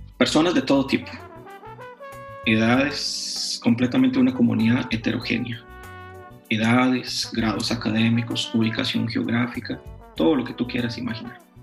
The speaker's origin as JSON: {"language": "Spanish", "country": "Costa Rica", "said": "yo no soy de México, soy de Costa Rica"}